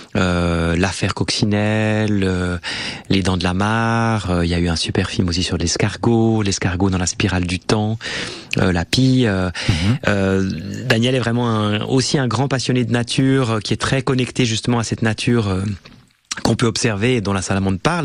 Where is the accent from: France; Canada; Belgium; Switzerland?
Switzerland; on vient quand on vient de Suisse